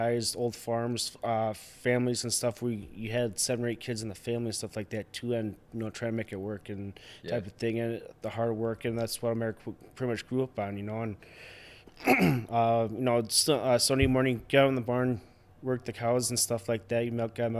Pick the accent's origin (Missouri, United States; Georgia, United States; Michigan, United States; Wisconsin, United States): Wisconsin, United States; Raymond; I grew up out here in Raymond, so for me, it feels more natural set type of setting